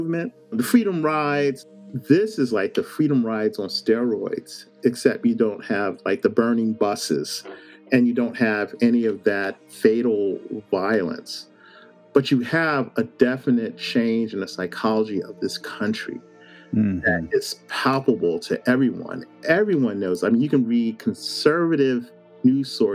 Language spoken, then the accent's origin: English; Philadelphia, Pennsylvania, United States; I'm from Philadelphia, from West Philly, and I grew up in a very homophobic culture